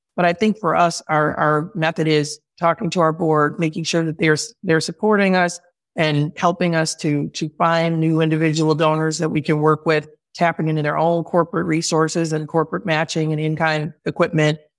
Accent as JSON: {"language": "English", "town": "Chicago", "region": "Illinois", "country": "United States", "moved": "as an adult", "lives_now": "Oakland, United States", "said": "I'm from Chicago. I moved to Oakland for this role"}